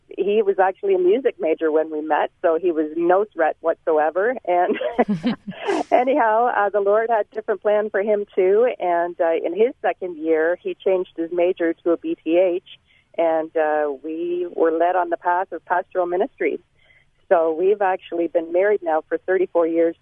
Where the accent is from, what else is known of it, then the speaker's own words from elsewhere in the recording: Toronto, Ontario, Canada; I was born and raised in Toronto, Ontario